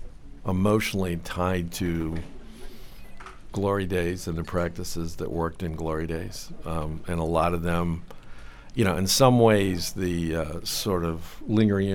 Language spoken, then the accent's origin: English; Cleveland, Ohio, United States; I grew up in Cleveland, Ohio